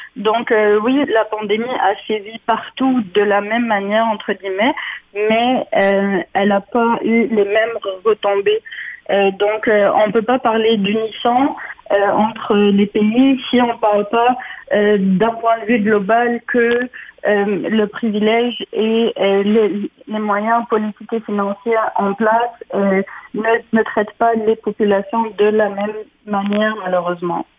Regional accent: Ottawa, Ontario, Canada; moved away as an adult; now in Quebec City, Canada; je suis franco-ontarienne, j'ai grandi à Ottawa

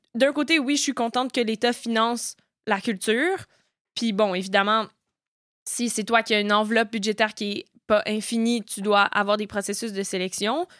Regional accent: Quebec, Canada; moved away; also born or lived in Eastern Townships, Quebec; je suis née au Québec

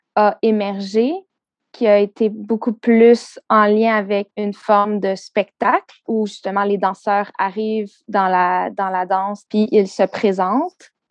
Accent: South Shore of Montreal, Quebec, Canada; also born or lived in Vancouver; j'ai grandi euh, sur la rive sud de Montréal

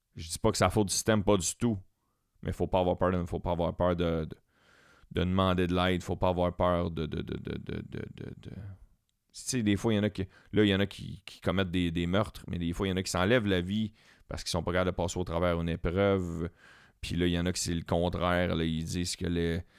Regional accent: Quebec, Canada; on est québécois tout le temps, tout le temps, tout le temps

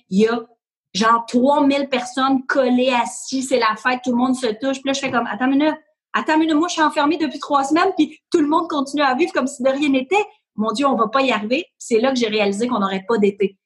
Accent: Ahuntsic, Quebec, Canada; j'ai grandi à Annecy

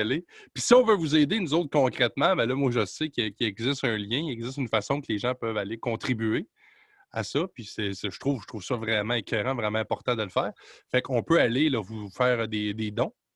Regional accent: Quebec, Canada; chez nous au Québec

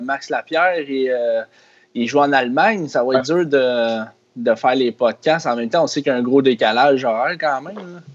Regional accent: Sainte-Catherine, Quebec, Canada; je viens de Sainte-Catherine, Ville-Sainte-Catherine

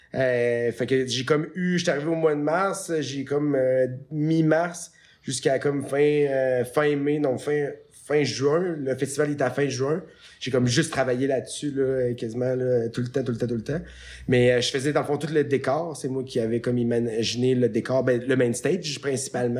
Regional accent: Canada; je venais du Canada

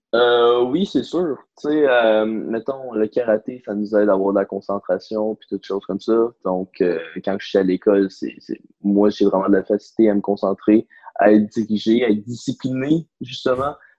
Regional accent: Blainville, Quebec, Canada; Je viens de Blainville

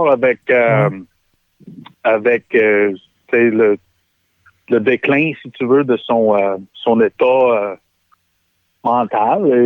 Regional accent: Quebec, Canada; Moi, je suis québécois, puis je, sais, puis je suis québécois pour le reste de ma vie.

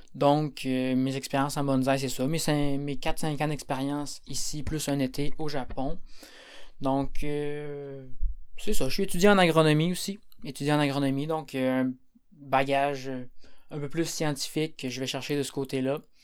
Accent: Quebec, Canada; moi je suis du Québec

